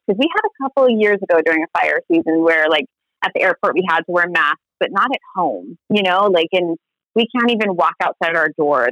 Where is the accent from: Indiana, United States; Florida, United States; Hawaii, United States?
Hawaii, United States; Honolulu; moved away; also born or lived in Pacific Northwest; I'm from Honolulu, Hawaii, which I think is paradise on earth